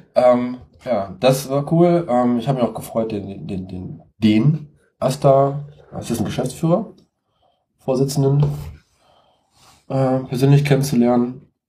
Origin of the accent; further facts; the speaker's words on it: Siegen, North Rhine-Westphalia, Germany; ich komme aus Siegen, ich wohne in Siegen